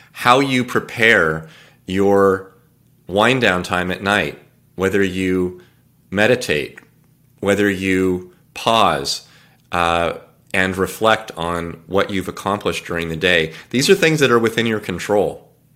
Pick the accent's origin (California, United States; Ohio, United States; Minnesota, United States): California, United States; I was born and raised in California.